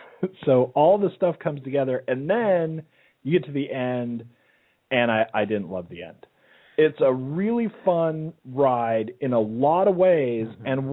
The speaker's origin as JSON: {"language": "English", "region": "Normandy", "country": "France", "said": "because we're from Normandy, France"}